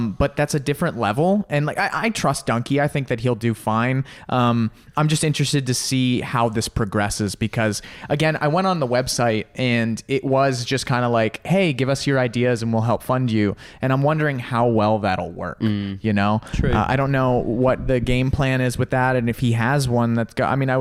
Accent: United States; I'm so American

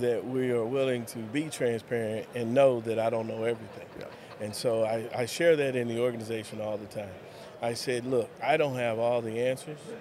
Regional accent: Lubbock, Texas, United States; also born or lived in Dallas Fort Worth area, Texas; now in Colorado City, United States; Grew up in Lubbock

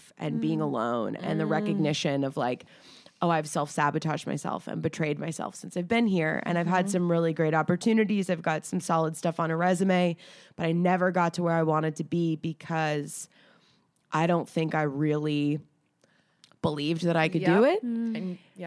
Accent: Atlanta, Georgia, United States; moved away; I'm from Atlanta

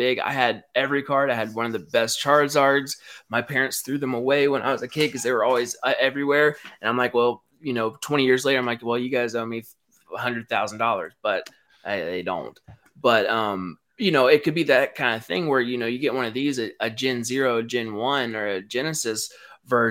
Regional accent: Knoxville, Tennessee, United States; I'm from Knoxville

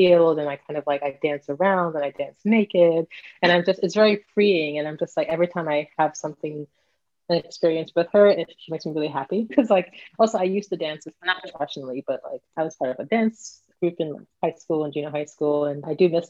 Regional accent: New York, United States; growing up in New York in the Caribbean community

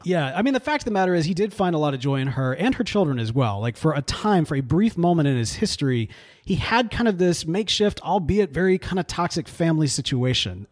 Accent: the Bible Belt, United States; we grew up in the Bible Belt

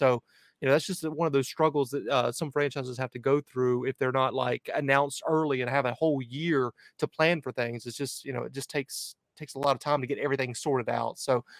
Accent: Charlotte, North Carolina, United States; Charlotte, which is my hometown, Charlotte, North Carolina

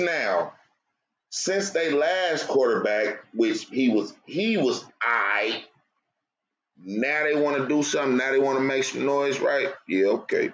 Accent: California, United States; I'm from Cali too

